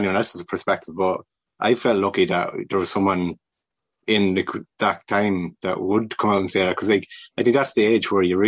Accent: Rochfortbridge, Westmeath, Ireland; also born or lived in Kinnegad / Milltownpass / Athlone; I was pretty much born and raised in Rochabridge

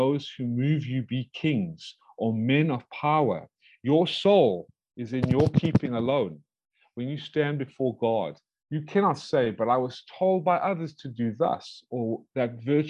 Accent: United States; I'm an American citizen

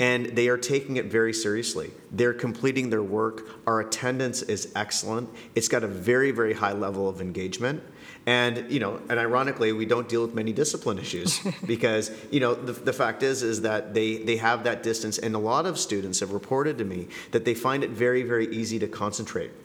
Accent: Canada; moved away as an adult; also born or lived in Colombia / Buenos Aires, Argentina / Moscow, Russia; now in Jakarta, Indonesia; I'm originally from Canada

